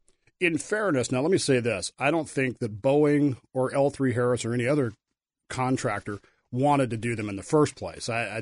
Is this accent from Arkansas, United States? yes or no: no; Colorado, United States; also born or lived in Wyoming / Utah; I grew up in Colorado, Wyoming, Utah, so for me it's not that big of a deal.